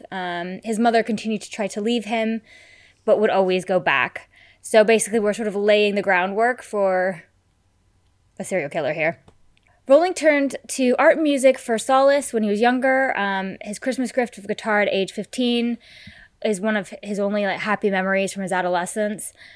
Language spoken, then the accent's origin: English; United States; I'm American